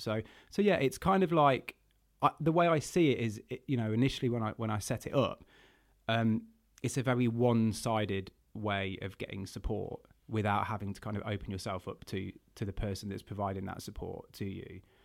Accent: Burton upon Trent, West Midlands, United Kingdom; my hometown of Burton on Trent

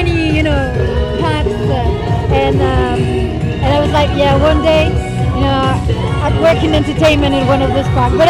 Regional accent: Marseille, Provence-Alpes-Côte d'Azur, France; moved away as an adult; now in Paris, France; I come from Marseille.

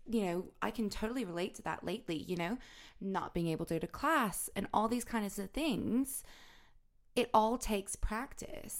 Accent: the South, United States; growing up in the South, like, obviously there's a load of, like, country influence

